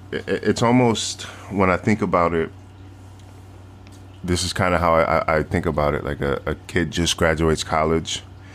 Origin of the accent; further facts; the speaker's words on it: New York, United States; Like growing up in New York, right? Like, New York is a very international city